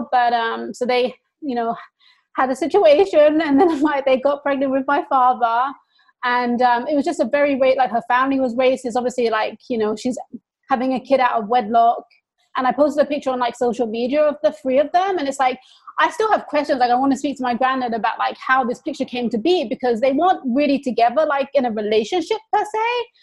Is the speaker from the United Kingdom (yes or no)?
yes; England, United Kingdom; So I was like, I got more racism growing up in England from the people in my own community.